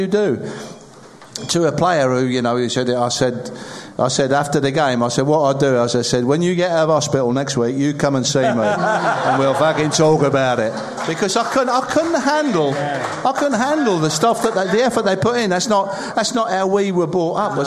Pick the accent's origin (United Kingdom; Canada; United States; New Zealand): United Kingdom; Sedgley, West Midlands; I was born in Sedgley